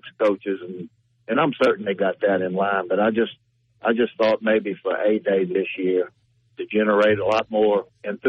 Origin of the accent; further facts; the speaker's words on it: Cajun, Louisiana, United States; accent: Cajun; now in Biloxi, United States; my my Cajun accent